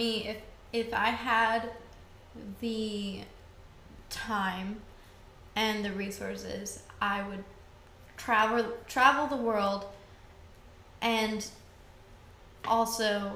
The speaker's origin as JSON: {"language": "English", "region": "Wisconsin", "country": "United States", "tie": "born or raised there", "also_born_or_lived": "Oregon", "said": "I'm originally from Oregon. And then I've grown up a lot in Wisconsin."}